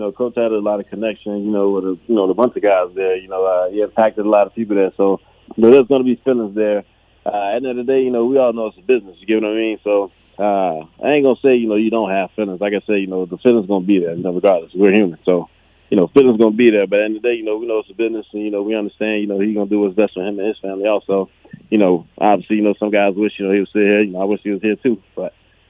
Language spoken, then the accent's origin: English; Miami, Florida, United States; But like I said, man, I'm from Miami. So, you know, the heat, the sun ain't a, you know, a problem at all.